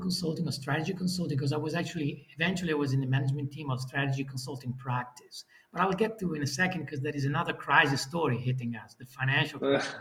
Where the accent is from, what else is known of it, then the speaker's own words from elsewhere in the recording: Italy; moved away as an adult; now in Netherlands; I'm from Italy.